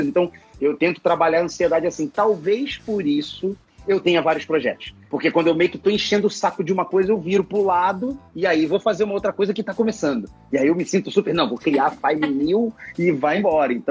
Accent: Rio de Janeiro, Brazil; now in São Paulo, Brazil; Mas é, é, eu vim do Rio de Janeiro, e moro aqui em São Paulo hoje.

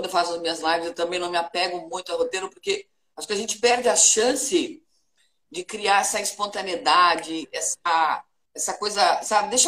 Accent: Joinville, Santa Catarina, Brazil; Ai, eu sou de Joinville.

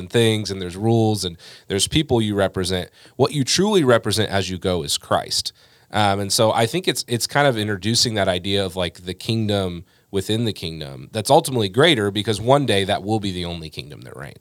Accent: United States; we're Americans

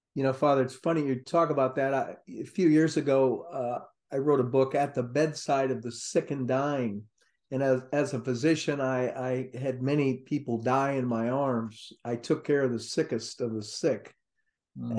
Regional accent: Ohio, United States; now in Florida, United States; growing up in Ohio

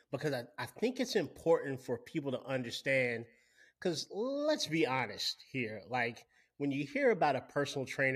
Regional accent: Winston-Salem, North Carolina, United States; I'm from Winston-Salem, which is one of the world's tobacco capitals, Winston-Salem, North Carolina

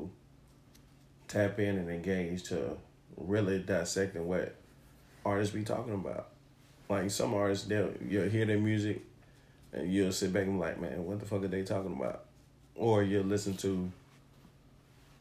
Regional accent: New York, United States; Growing up in New York, so I mean, being around DJs

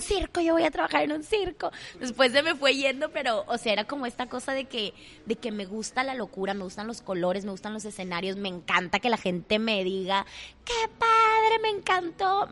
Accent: Monterrey, Nuevo León, Mexico; accent: regio; soy súper regia

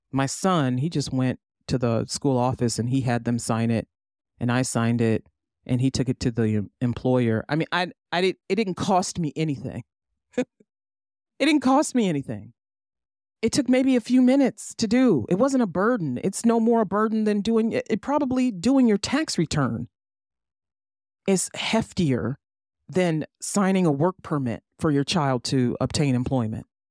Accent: United States; As an American, as a U S citizen

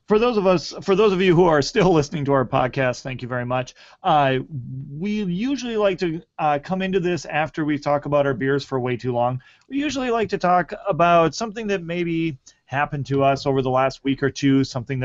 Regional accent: United States; mix that with some good old Coca-Cola Classic because I'm American and enjoying it.

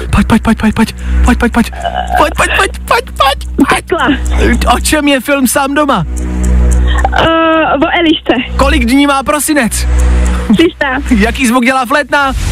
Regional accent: Kralupy nad Vltavou, Central Bohemian Region, Czechia; now in Prague, Czechia; pocházím z Kralup, ale teďko jsem Pražská.

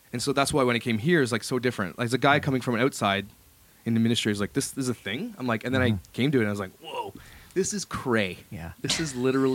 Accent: Ottawa, Ontario, Canada; moved away; I come from Ottawa, and Ottawa is a pretty big city for churches as well

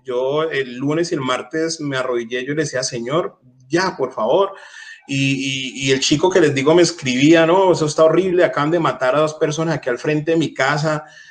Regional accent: Colombia; en mi país, en Colombia

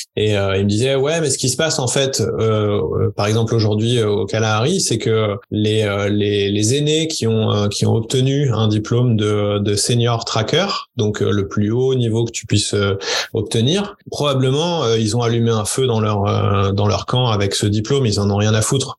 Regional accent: France; chez nous en France

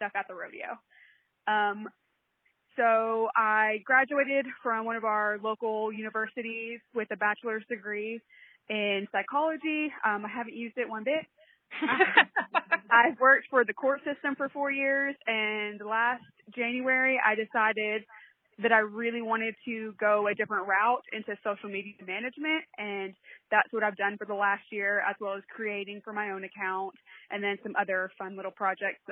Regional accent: a little north of Atlanta, Georgia, United States; I am from Georgia, a little north of Atlanta. I've lived here my whole life.

